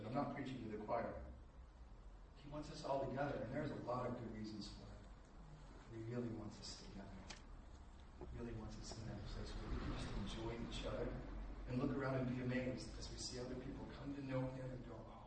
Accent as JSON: {"language": "English", "country": "United States", "moved": "yes", "said": "as an American"}